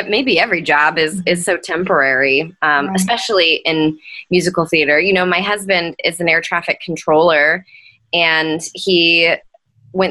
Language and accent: English; Nashville, Tennessee, United States; moved away; I was getting to perform professionally for the first time in my hometown